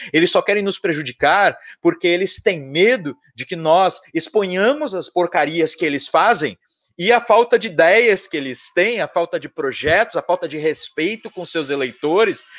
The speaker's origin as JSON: {"language": "Portuguese", "region": "São Paulo", "country": "Brazil", "said": "Eu sou de São Paulo"}